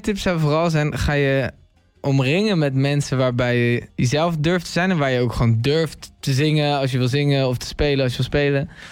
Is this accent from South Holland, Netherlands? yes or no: yes; The Hague, South Holland, Netherlands; ik kom uit Den Haag